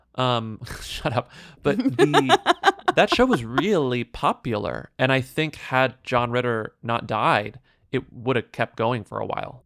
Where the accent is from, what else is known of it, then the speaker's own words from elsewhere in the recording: United States; As an American